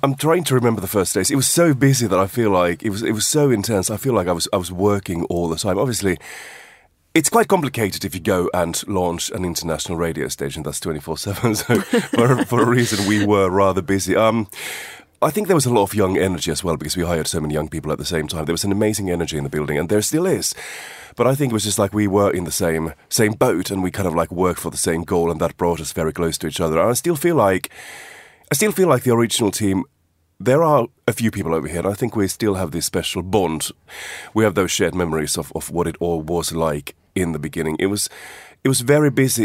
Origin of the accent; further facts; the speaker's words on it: Finland; moved away; I'm a British passport holder nowadays, but I've also got my Finnish passport. That's where I was born, Finland.